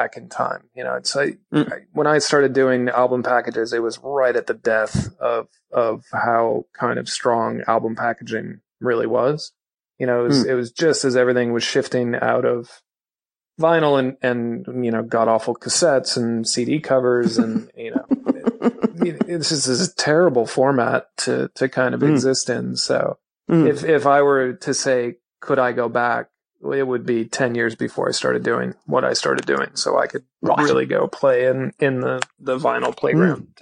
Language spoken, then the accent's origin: English; Minneapolis, Minnesota, United States; moved away; I'm from Minneapolis originally